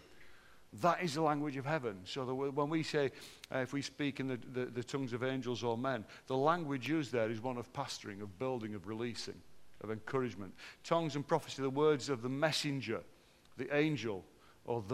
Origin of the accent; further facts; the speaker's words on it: Barnsley, Yorkshire and the Humber, United Kingdom; How can they tell I'm from Barnsley, Neil? Because I flatten my vowels. I'm obviously a Barnsley bloke